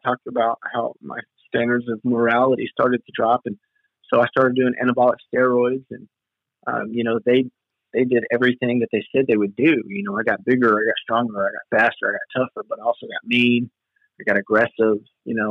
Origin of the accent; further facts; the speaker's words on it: Western Kentucky, United States; I'm from Western Kentucky.